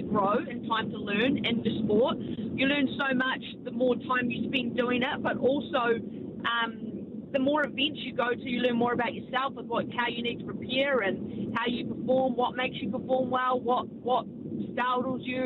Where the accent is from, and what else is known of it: New Zealand